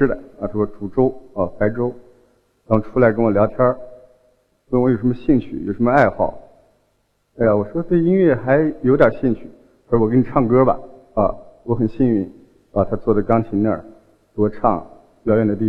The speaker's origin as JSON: {"language": "Chinese", "town": "Hotan", "region": "Xinjiang", "country": "China", "said": "呃，我是新疆人啊，我出生在新疆的和田。"}